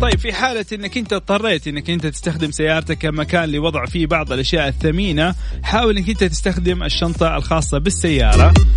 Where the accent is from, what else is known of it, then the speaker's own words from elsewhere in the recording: Saudi Arabia; عندنا في السعوديه